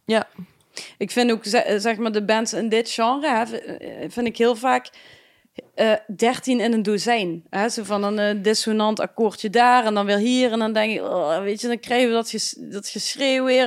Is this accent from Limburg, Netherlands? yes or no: yes; Limburg, Netherlands; uiteindelijk dan Limburg